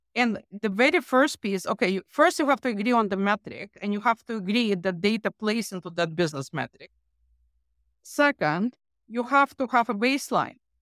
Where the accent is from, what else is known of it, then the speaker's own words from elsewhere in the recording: Ukraine; moved away; I'm from Ukraine